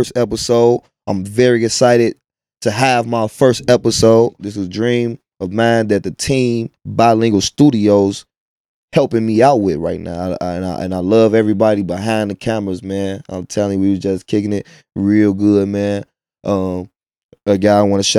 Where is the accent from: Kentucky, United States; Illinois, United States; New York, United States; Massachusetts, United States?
Illinois, United States; Chicago; also born or lived in Midlothian, Illinois; I'm from Inglewood.